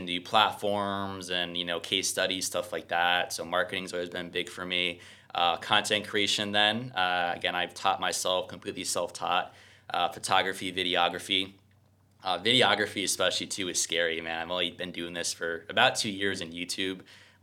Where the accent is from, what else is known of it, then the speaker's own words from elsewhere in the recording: New Jersey, United States; moved away; also born or lived in Mexico City; I'm originally from New Jersey